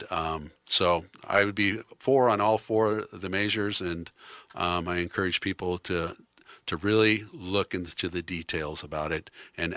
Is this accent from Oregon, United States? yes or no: yes; Newport, Oregon, United States; I grew up in Newport, Oregon